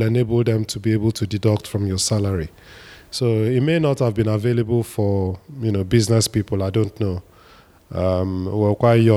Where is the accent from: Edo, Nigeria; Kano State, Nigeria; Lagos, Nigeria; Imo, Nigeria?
Lagos, Nigeria; moved away; also born or lived in Enugu / Ebonyi State / United Kingdom; I was born in Enugu, and then my family moved to Lagos when I was 6 months old